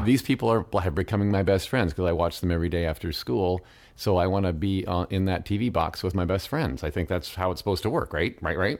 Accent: Midwest, United States; growing up in the Midwest

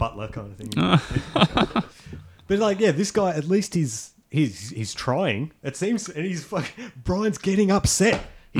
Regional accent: Australia; I'm Australian.

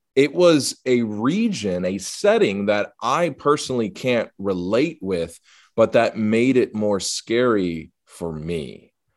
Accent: the South, United States; growing up in the South and living in the South

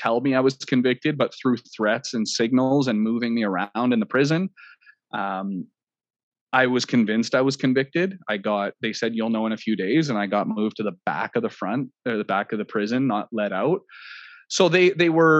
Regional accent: Canada; I'm Canadian

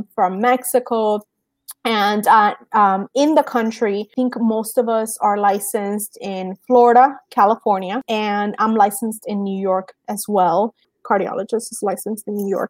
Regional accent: Cuba; moved away; I'm Cuban. I was born in Cuba.

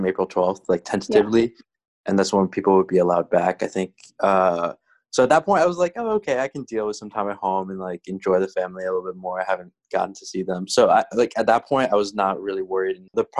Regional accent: Orlando, Florida, United States; I'm also a junior, and I'm studying MoCel and Spanish, and I'm from Orlando, Florida.

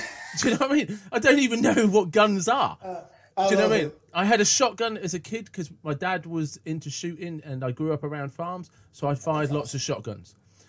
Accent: England, United Kingdom; I was born in England. There's always been a royal family. It's part of my history. It's integral to my identity as to how I see myself.

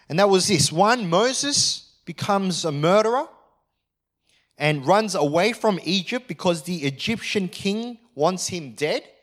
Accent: Australia; I am an Australian.

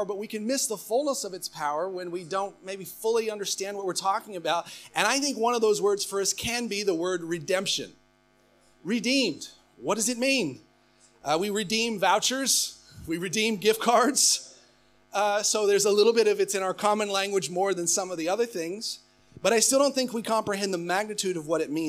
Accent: United States; moved away as an adult; now in Australia; I am American by birth

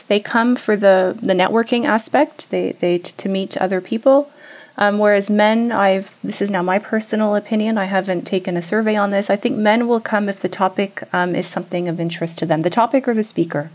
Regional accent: Canada; moved away as an adult; now in Switzerland; I have Swiss parents, but I was born and raised in Canada.

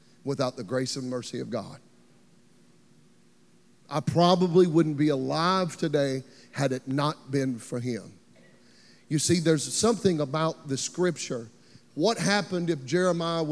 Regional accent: Beaver Dam, Kentucky, United States; moved away as an adult; now in Nashville, United States; I grew up in Beaver Dam, Kentucky

